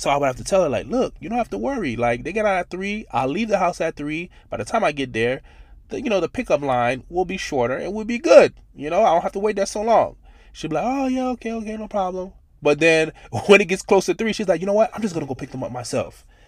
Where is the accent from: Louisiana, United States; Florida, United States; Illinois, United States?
Florida, United States; Miami; growing up in Miami, Florida